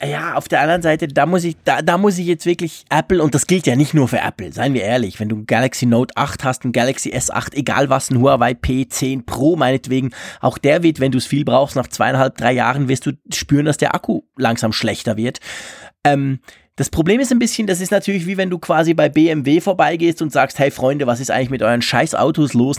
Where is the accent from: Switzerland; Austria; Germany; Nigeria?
Switzerland; als Schweizer